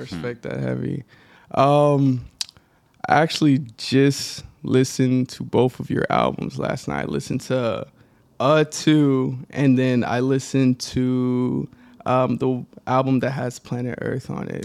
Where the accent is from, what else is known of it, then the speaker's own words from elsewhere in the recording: Dallas, Texas, United States; I grew up in Dallas